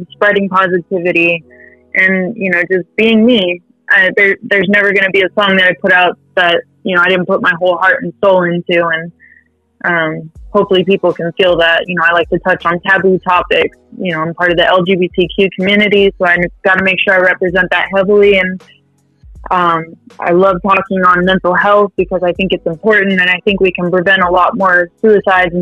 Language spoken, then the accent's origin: English; California, United States; now in North Texas, United States; I'm from California, born and raised